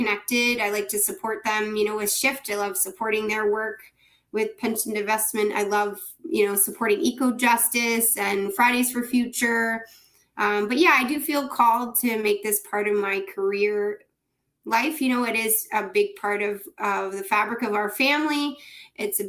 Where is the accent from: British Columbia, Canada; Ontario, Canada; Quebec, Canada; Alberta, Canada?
Ontario, Canada; as a Canadian, as a somebody in Ontario